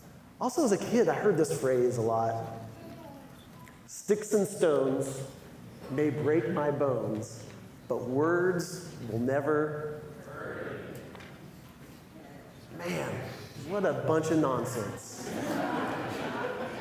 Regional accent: San Diego, California, United States; moved away as an adult; also born or lived in Los Angeles; now in Michigan, United States; I grew up in San Diego

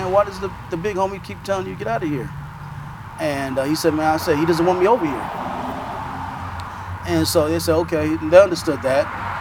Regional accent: Los Angeles, California, United States; And um, and I grew up in South LA.

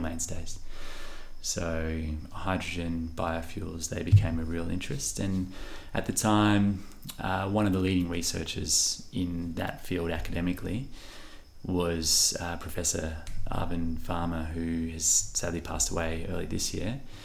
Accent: Western Australia, Australia; We're so fortunate to be from this region

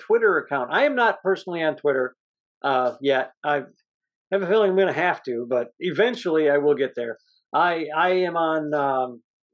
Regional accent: Midwest, United States; I'm from the Midwest in the 80s

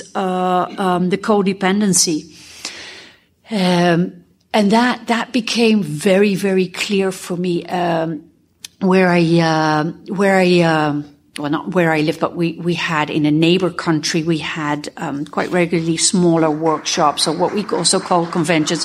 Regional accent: Netherlands; I'm a sexaholic from Holland

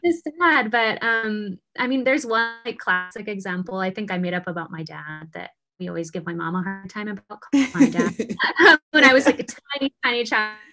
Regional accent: Pocatello, Idaho, United States; moved away as an adult; also born or lived in Houston, Texas; I'm from Pocatello, Idaho

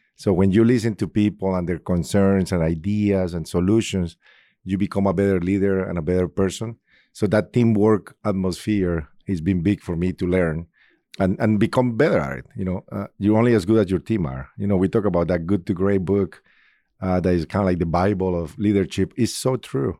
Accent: Colombia; English is a second language; moved away as an adult; now in Indianapolis, United States; I'm originally from Colombia. I've been in Indianapolis for twenty-four years now

